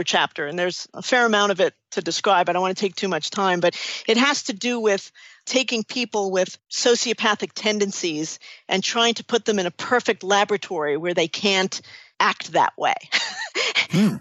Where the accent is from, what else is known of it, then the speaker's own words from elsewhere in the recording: New York City, New York, United States; I'm from New York City